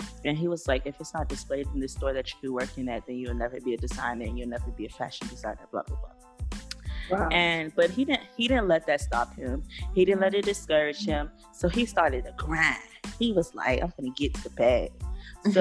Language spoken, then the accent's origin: English; Opa-locka, Florida, United States; now in Philadelphia, United States; Bunch Park, Opa-locka